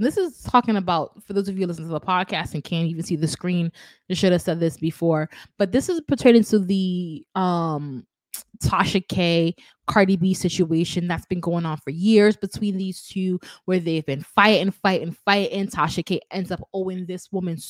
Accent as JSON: {"language": "English", "town": "Kingston", "country": "Jamaica", "said": "I'm from Kingston."}